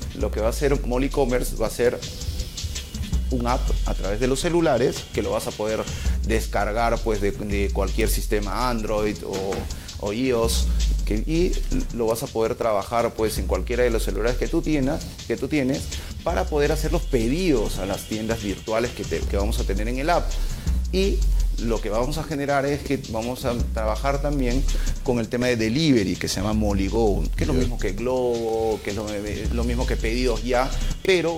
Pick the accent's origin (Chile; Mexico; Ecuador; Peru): Peru; como peruano y como profesional